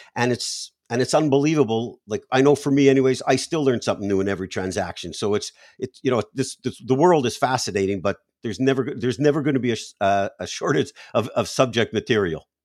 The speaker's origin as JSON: {"language": "English", "country": "Canada", "tie": "born or raised there", "moved": "yes", "lives_now": "United States", "said": "I was born in Canada"}